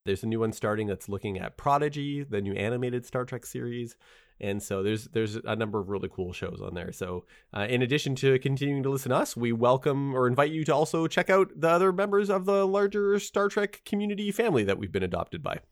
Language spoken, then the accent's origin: English; Canada; I was born in Canada.